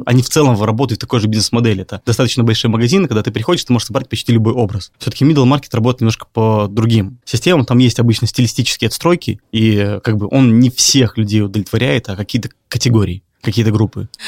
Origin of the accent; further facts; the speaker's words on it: Minsk, Belarus; moved away; я из Минска сам